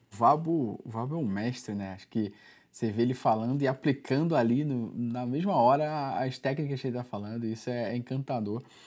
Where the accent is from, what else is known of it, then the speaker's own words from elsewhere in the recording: Rio de Janeiro, Brazil; eu sou do Rio